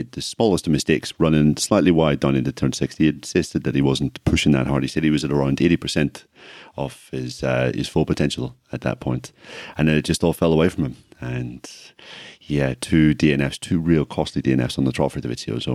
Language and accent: English; Ireland; accent: Irish